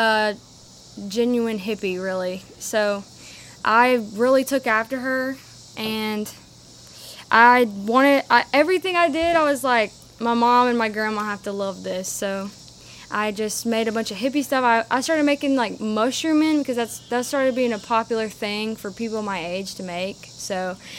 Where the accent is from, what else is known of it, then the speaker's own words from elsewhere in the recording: Lewin, Mississippi, United States; also born or lived in Jackson, Mississippi / Brandon, Mississippi / Flowood, Mississippi; now in Starkville, United States; I grew up in Lewin, Mississippi, which is the middle of nowhere